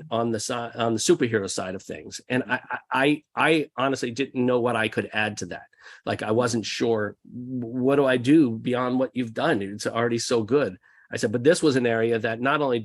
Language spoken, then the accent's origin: English; outside of Philadelphia, New Jersey, United States; We grew up outside of Philadelphia in New Jersey